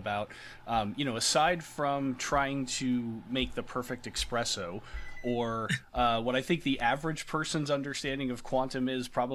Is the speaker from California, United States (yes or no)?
yes; California, United States; Being a Californian